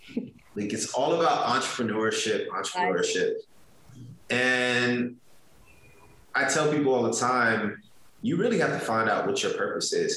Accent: Richmond, Virginia, United States; growing up in Richmond was was was was great

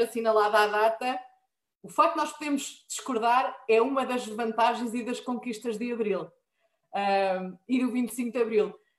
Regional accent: Marinha Grande, Centro, Portugal; eu sou da Marinha Grande

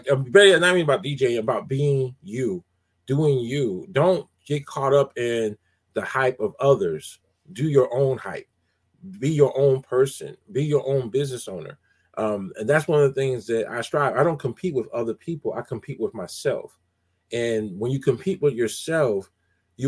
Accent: College Park, Georgia, United States; I grew up in College Park, Georgia, and DJ at a place called Skate Town

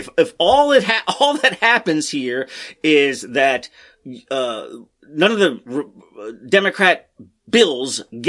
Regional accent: Maryland, United States; my home state of Maryland?

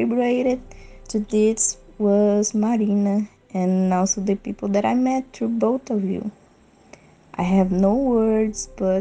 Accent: Brazil; I am 19 years old and I'm from Brazil

